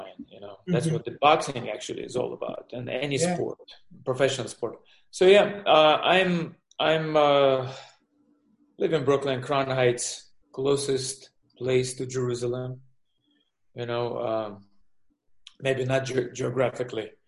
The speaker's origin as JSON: {"language": "English", "country": "Belarus", "tie": "born or raised there", "also_born_or_lived": "Israel", "second_language": "English", "moved": "yes", "said": "I born in the Soviet Union. Now it's Belarus. To Russian parents. started boxing young, age 7, and just growing up there, and then moving to Israel with my parents"}